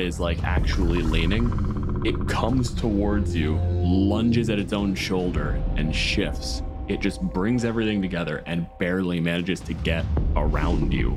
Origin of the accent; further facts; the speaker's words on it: Canada; I'm a physicist from Canada